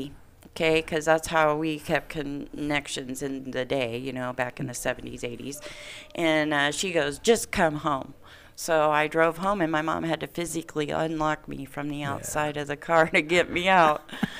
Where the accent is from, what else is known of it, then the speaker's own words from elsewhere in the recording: Indiana, United States; now in Reno, United States; I grew up in Indiana